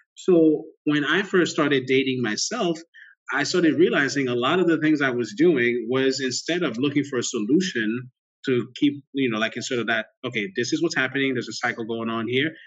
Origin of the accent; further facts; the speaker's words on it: Port-au-Prince, Ouest, Haiti; moved away; I grew up in Port au Prince, Haiti. My family is Haitian.